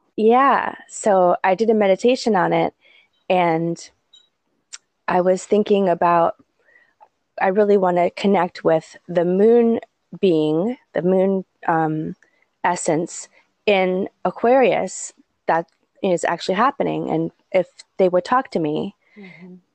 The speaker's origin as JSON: {"language": "English", "region": "New England", "country": "United States", "tie": "born or raised there", "moved": "yes", "lives_now": "Hawaii, United States", "said": "I grew up in New England"}